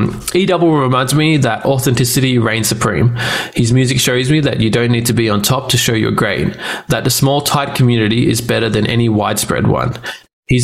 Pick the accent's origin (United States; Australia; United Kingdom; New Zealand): Australia; I'm Australian.